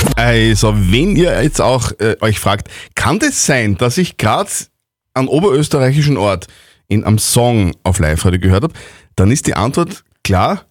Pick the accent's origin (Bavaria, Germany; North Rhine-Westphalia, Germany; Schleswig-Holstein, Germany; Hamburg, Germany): Bavaria, Germany; moved away as an adult; now in Wels, Austria; Ich bin ein Bayer